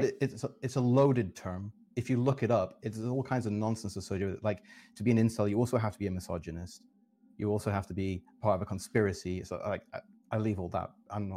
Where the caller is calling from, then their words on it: London, United Kingdom; I'm currently in London, UK.